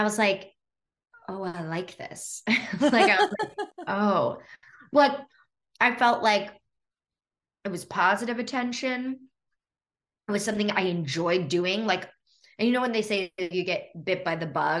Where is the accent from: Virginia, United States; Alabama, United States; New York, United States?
New York, United States; New York City; moved away as an adult; now in Los Angeles, United States; born and raised on the Upper West Side